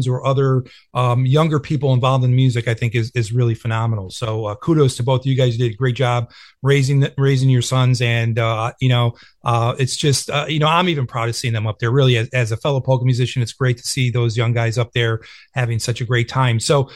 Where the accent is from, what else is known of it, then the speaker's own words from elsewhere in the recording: Buffalo, New York, United States; I grew up, I was raised in Buffalo